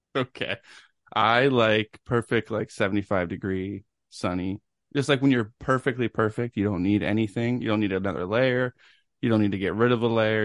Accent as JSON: {"language": "English", "town": "Knoxville", "region": "Tennessee", "country": "United States", "tie": "born or raised there", "said": "I was born in Knoxville, Tennessee, September nineteenth, nineteen eighty-nine"}